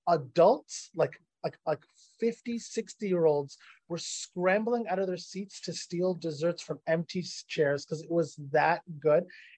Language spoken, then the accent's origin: English; Ottawa, Ontario, Canada; And I'm from Ottawa, so I by default hate every Toronto right. team.